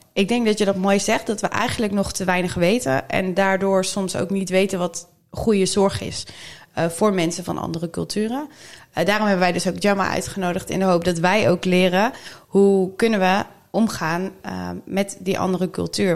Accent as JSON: {"language": "Dutch", "country": "Netherlands", "said": "ons als Nederlanders"}